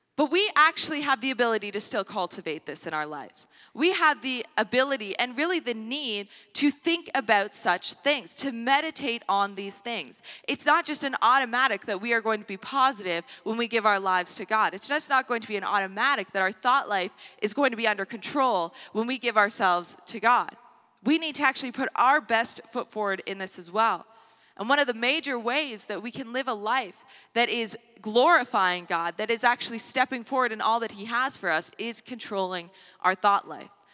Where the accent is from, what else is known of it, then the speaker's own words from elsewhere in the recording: Canada; a Canadian society